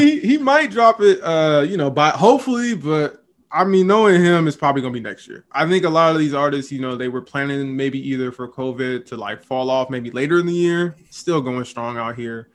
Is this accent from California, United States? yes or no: yes; the Bay Area, California, United States; I'm from the Bay. Love being in the Bay